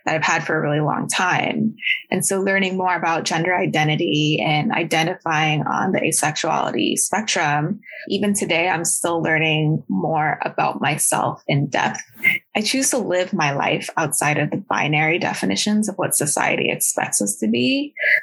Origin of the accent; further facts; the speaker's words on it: Bay Area, California, United States; English is a second language; also born or lived in Huntsville, Alabama; when I was about 5 years old, we settled in Bay Area, California. And as an Asian American, I can say I was very lucky to have been raised there